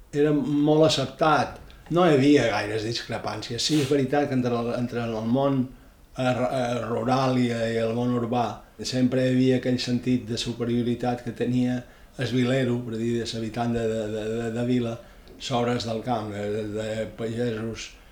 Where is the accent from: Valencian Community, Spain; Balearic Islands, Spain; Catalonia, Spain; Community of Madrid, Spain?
Balearic Islands, Spain; Ibiza; Vaig néixer a Eivissa, a Vila, el 3 de juliol de 1943